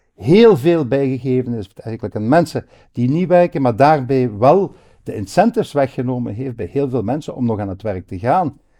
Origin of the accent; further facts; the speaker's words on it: Hasselt, Flanders, Belgium; Ligt ook op een paar honderd meter, maar vandaar waar ik geboren ben